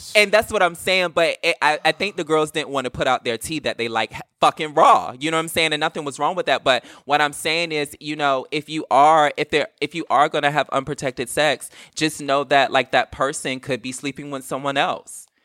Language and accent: English; Virginia, United States; I'm from Virginia